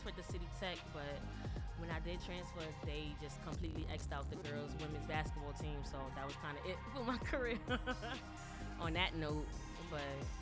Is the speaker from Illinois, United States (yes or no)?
no; Brooklyn, New York, United States; I'm from Brooklyn. Brooklyn all day